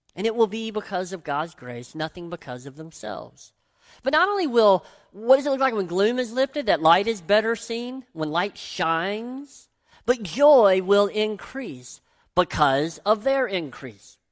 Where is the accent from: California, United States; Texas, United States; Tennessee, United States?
Tennessee, United States; growing up in Tennessee